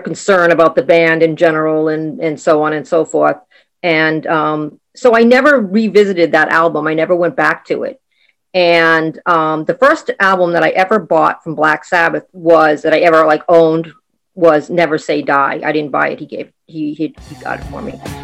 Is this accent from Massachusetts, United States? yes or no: yes; Boston, Massachusetts, United States; I am from Boston, Massachusetts in the U S